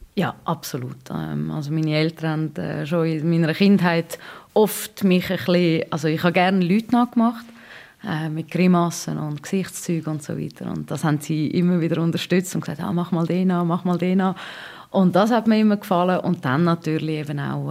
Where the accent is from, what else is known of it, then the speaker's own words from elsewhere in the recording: Switzerland; als Schweizerin